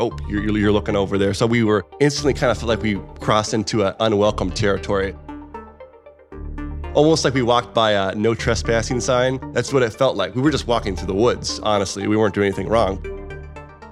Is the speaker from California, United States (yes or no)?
no; outside Cleveland, Northeast Ohio, United States; born and raised in Northeast Ohio, right outside of Cleveland